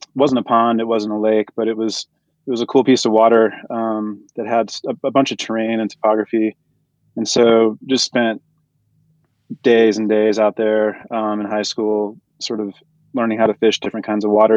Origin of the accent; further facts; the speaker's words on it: North Texas, United States; moved away; also born or lived in Colorado; I'm the Texan to Jason's New Yorker. So yeah. I grew up in, in North Texas